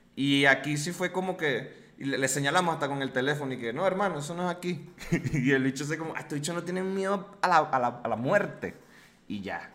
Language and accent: Spanish; Venezuela; now in Mexico; como eres venezolano